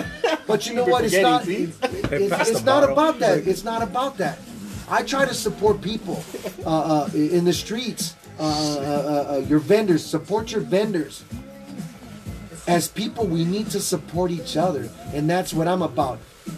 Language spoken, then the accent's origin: English; United States; I am Latino, Hispanic, Mexicano, Chicano, whatever you want to call me. But I am American raised.